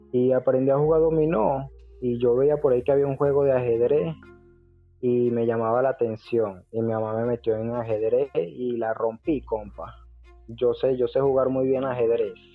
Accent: Venezuela; moved away as an adult; now in Ecuador; No, pues yo soy venezolano. Yo soy venezolano, ya estoy por acá por Ecuador hace unos cuatro años

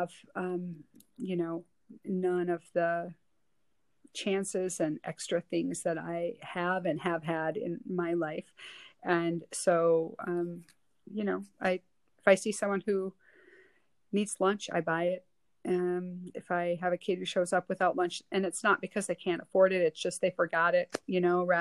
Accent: Western Wisconsin, United States; moved away as an adult; growing up in Western Wisconsin, you know, my whole life until I was about 25

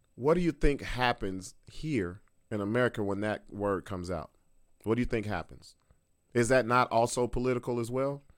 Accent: United States; I'm an American

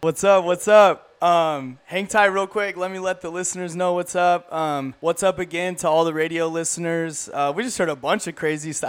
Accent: Inland Empire, California, United States; also born or lived in Central Coast, California; I grew up in the Inland Empire. Like I grew up like right by the Showcase Theater

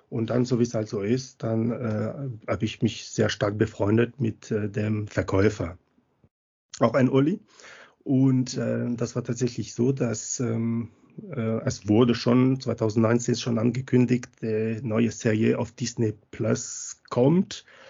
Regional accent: Montpellier, Occitania, France; German is a second language; moved away as an adult; now in Munich, Germany; weil ich äh, aus Frankreich komme, aus Montpellier ursprünglich, aber schon länger in Deutschland, also über über 20 Jahre.

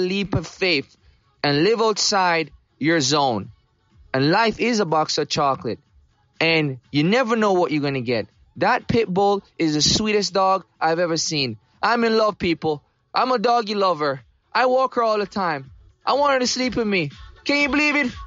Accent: Jamaica; now in United States; I grew up in Jamaica

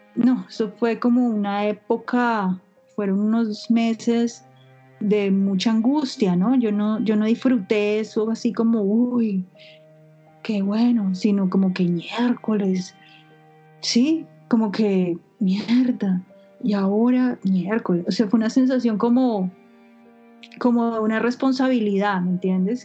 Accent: Colombia; moved away as an adult; now in New York, United States; soy colombiana

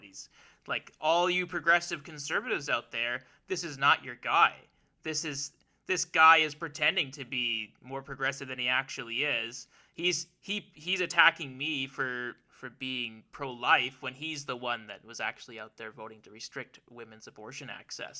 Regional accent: Alberta, Canada; I was growing up there

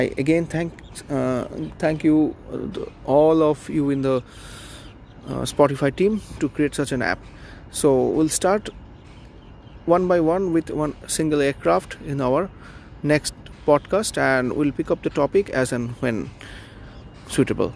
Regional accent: Mumbai, Maharashtra, India; I'm from Mumbai, India.

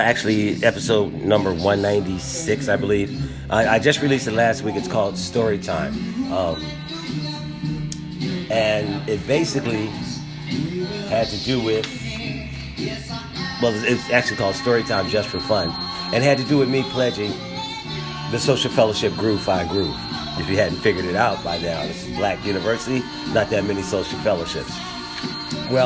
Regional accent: Philadelphia, Pennsylvania, United States; moved away as an adult; also born or lived in Durham, North Carolina; I'm a kid from Philadelphia

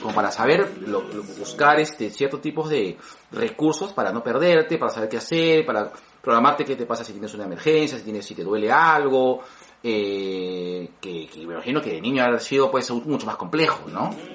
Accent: Lima, Peru; como buen peruano, clase mediano

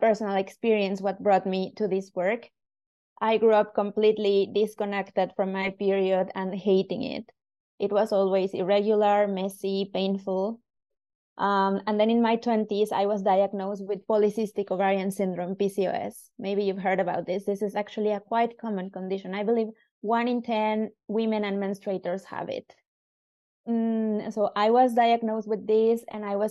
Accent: Mexico; moved away as an adult; now in Helsinki, Finland; I was originally born in Mexico, and I moved to Helsinki about 8 years ago

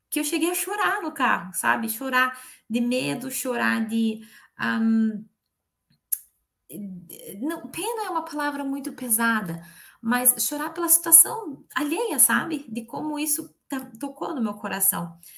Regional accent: Curitiba, Paraná, Brazil; E eu, eu sou de Curitiba, natural de Curitiba. Quer dizer, me criei lá.

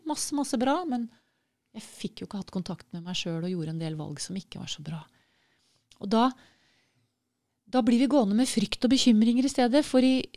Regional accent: Norway; for sånn som nordmenn

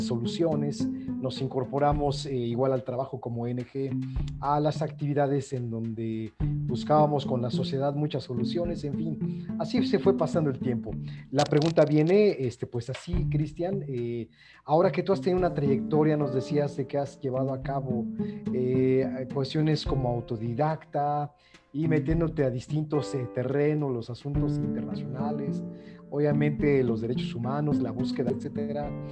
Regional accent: Mexico; aquí en México, en mi país

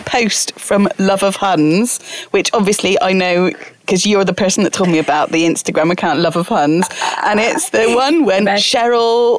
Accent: Bristol, South West England, United Kingdom; moved away; also born or lived in London; Bristol's my hometown

